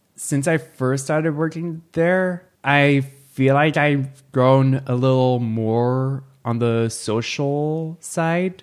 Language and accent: English; Keene City, California, United States; I actually grew up in Keene City